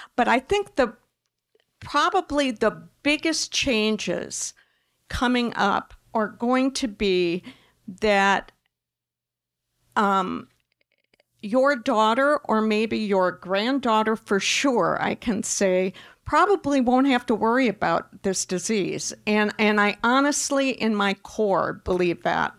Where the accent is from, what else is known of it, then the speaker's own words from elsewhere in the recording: Wisconsin, United States; I'm a Midwesterner by, by, um, I was raised in Wisconsin